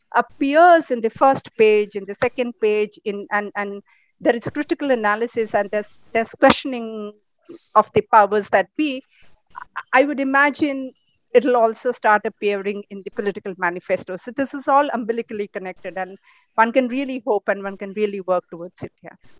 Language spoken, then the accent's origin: English; Odisha, India; my hometown where i am here right now in orissa